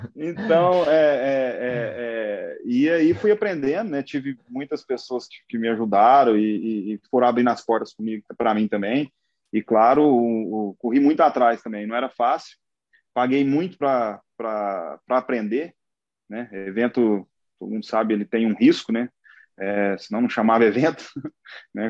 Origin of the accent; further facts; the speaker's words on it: Uberlândia, Minas Gerais, Brazil; minha família é de Monte Carmelo, mas eu nasci já em Uberlândia